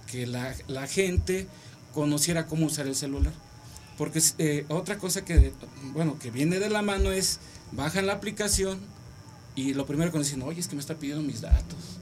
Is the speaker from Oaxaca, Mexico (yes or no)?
yes; Oaxaca, Mexico; also born or lived in Iztacalco, Mexico City; soy oaxaqueño